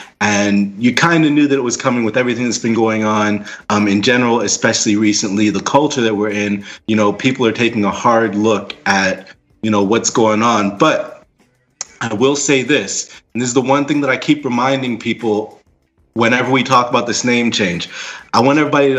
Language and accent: English; Washington area, DMV, United States; born or raised there